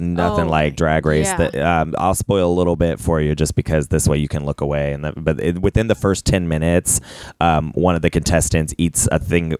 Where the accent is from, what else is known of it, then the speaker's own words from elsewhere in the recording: Ohio, United States; moved away; I'm from Ohio.